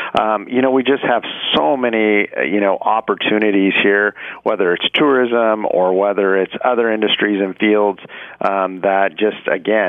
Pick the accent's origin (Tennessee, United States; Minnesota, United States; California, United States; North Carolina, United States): California, United States; San Luis Obispo; also born or lived in Atascadero, California / Paso Robles, California; I'm Paso Robles through and through. I've lived in the city for several years. I was born in San Luis Obispo back in, I don't even want to say when, I'm getting old. You know, grew up in born in the county.